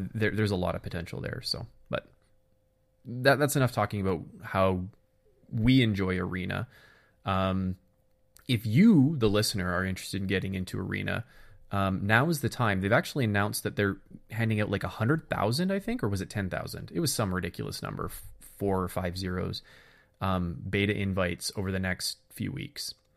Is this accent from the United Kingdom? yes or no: no; Canada; being Canadian